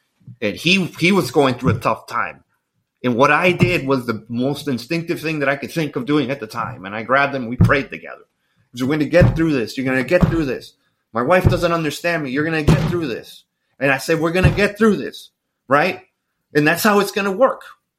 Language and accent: English; Florida, United States; I'm actually from Florida and there's not enough money in this world to get me back to Florida.